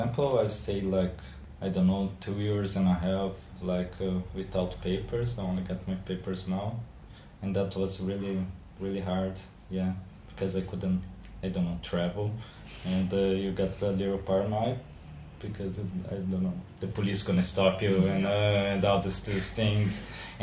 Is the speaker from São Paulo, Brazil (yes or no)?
no; Porto Alegre, Rio Grande do Sul, Brazil; moved away as an adult; now in Lisbon, Portugal; I'm from Porto Alegre, Brazil, but I live now 3 years here in Lisbon.